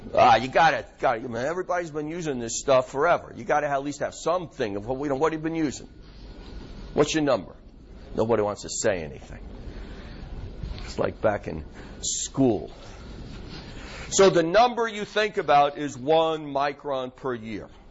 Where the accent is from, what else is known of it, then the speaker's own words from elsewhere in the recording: New York, United States; accent: New York; My New York accent's coming out